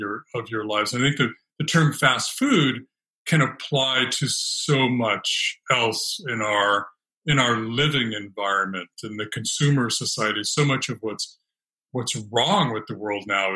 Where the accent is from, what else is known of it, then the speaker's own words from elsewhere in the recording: California, United States; also born or lived in Alaska; now in Brooklyn, United States; I grew up in California backpacking in the Sierra Nevada